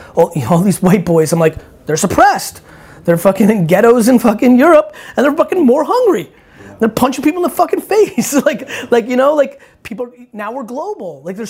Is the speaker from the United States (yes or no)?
no; Russia; being Russian, I was born in the Soviet Union, that's like a sad place.